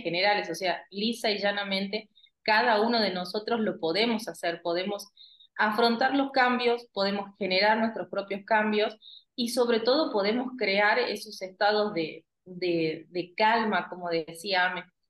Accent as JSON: {"language": "Spanish", "country": "Argentina", "said": "nosotros los argentinos"}